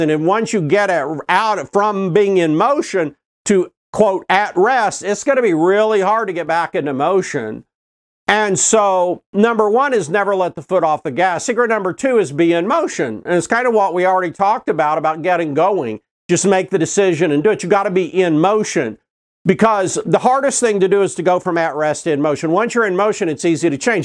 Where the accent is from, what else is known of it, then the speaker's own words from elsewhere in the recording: Oklahoma City, Oklahoma, United States; I grew up in Oklahoma City